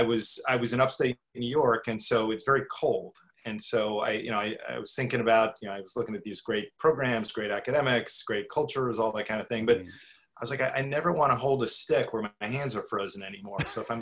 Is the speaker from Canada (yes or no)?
yes; Canada; born there; I'm what I call a NAFTA child or a North American child. I was born in Canada, spent 2 years there.